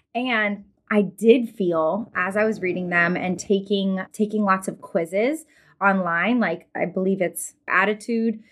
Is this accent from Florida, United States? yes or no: yes; Florida, United States; now in North Mississippi, United States; I'm actually from Florida originally and now live in North Mississippi